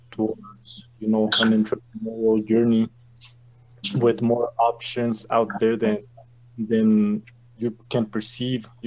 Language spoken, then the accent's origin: English; Santa Fe, New Mexico, United States; also born or lived in Chihuahua, Mexico; I live in the state of New Mexico. I've been living here for about 21 years, but I was uh, I was born in Mexico in the state of Chihuahua, and uh, here at uh, when I graduated high school here in in Santa Fe